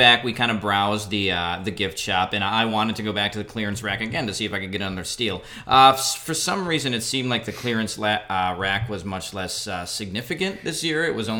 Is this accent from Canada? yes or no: no; Wisconsin, United States; So I'm from Wisconsin, hence the Brewers love before.